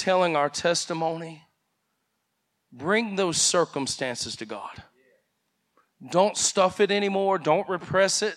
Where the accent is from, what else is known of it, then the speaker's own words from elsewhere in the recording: United States; I grew up here in Henry County